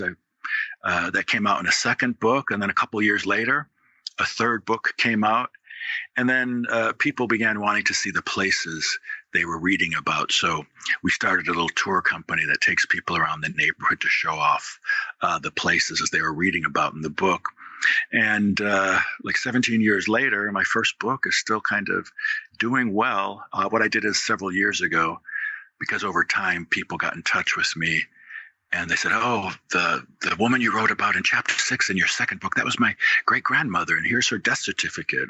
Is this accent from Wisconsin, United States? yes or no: yes; Wisconsin, United States; moved away as an adult; now in Louisville, United States; I'm from Wisconsin originally. I ended up in Louisville, Kentucky in the 90s to go to law school and grad school